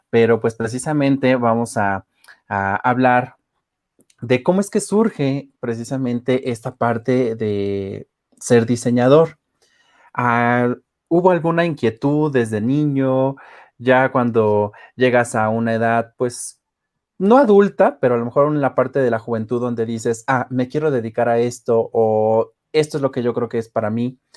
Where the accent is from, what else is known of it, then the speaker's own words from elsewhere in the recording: Mexico; ha hecho que nosotros como mexicanos valoremos aún más estas tradiciones.